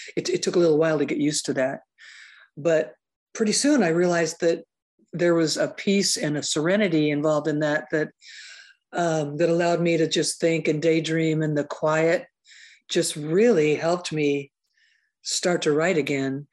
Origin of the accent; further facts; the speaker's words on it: Seattle, Washington, United States; back when it was really super unhip to be from Seattle.